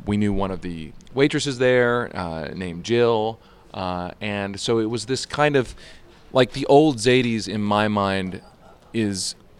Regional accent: East Coast, United States; I mean, I think growing up on the East Coast, you in some ways, you don't even realize it is a specialty.

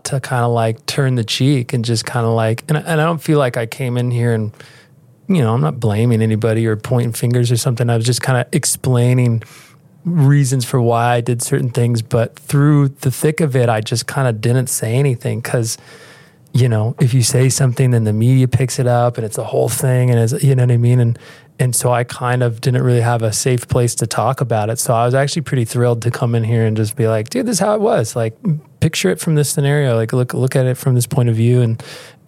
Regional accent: United States; I grew up at the beach

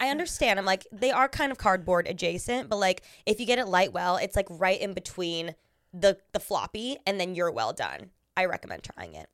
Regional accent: Orange County, California, United States; I grew up in Orange County

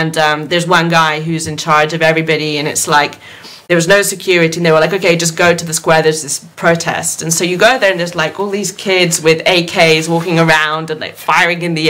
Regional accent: Rome, Lazio, Italy; moved away as an adult; also born or lived in United Kingdom; I grew up in Rome, which is a very quiet city where, you know, I'd walk home every night, you know, as a 16, 17, 18-year-old girl.

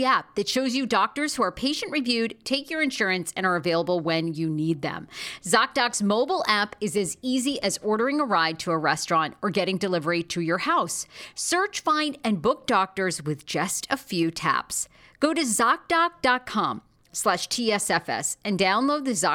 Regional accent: Maine, United States; moved away; I'm from Maine. I went back to Maine this summer

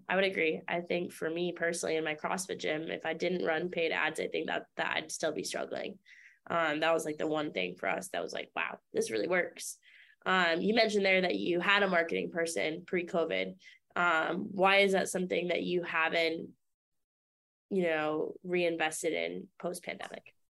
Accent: Maine, United States; I grew up in Maine

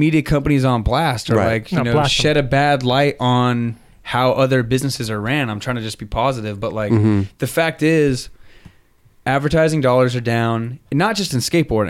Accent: Chino Hills, California, United States; I'm from Chino Hills, man.

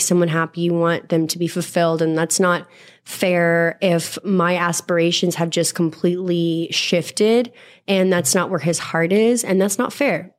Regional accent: Texas, United States; I grew up in Texas in the South and like a really rough part

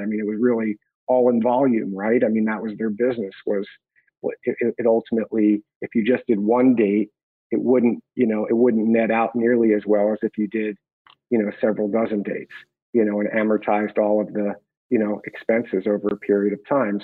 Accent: Hatboro, Pennsylvania, United States; I grew up outside of Philadelphia, Pennsylvania, in a small town called Hatboro

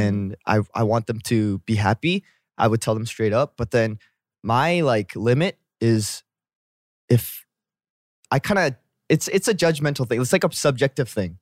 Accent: Vancouver, British Columbia, Canada; moved away as an adult; now in Korea; I'm from Vancouver

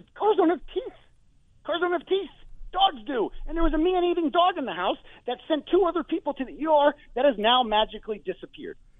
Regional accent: Canton, Massachusetts, United States; now in New Hampshire, United States; even though I live in New Hampshire, I'm originally from Canton

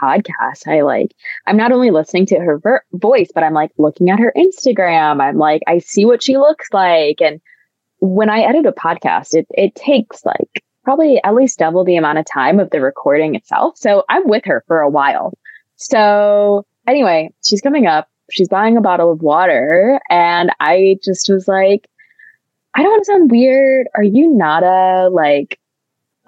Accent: Midwest, United States; accent: Midwestern; I deeply identify with being Midwestern

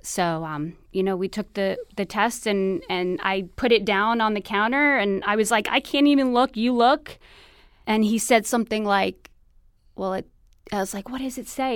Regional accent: New York City, New York, United States; moved away as an adult; now in Venice, California, United States; I'm originally from New York City, uh, born and raised in Queens

